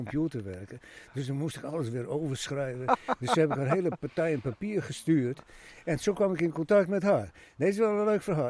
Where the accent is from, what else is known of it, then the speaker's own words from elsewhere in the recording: Friesland, Netherlands; ik ben ook een Fries